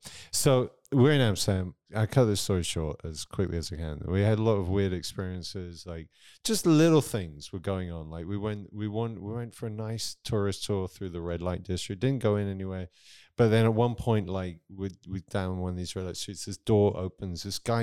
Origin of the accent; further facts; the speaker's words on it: South East England, United Kingdom; Near Southampton.